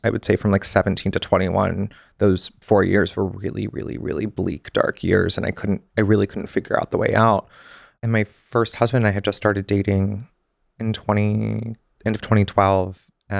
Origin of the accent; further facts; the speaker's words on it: the South, United States; I had this like glamorization of Hollywood and like fame and celebrity and growing up in the South.